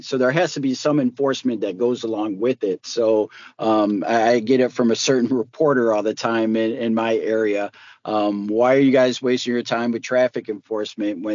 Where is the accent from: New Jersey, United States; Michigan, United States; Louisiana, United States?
Michigan, United States; Detroit; also born or lived in Southfield, Michigan; I grew up in the Detroit and Southfield area. So I grew up in Metro Detroit